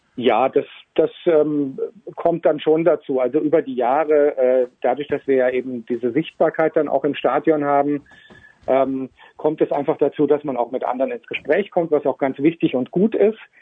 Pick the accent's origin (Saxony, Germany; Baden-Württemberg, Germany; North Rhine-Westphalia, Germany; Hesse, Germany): Hesse, Germany; Northern; moved away as an adult; now in Switzerland; Ich stamme gebürtig aus Nordhessen und lebe jetzt seit etwas mehr als zehn Jahren in der Schweiz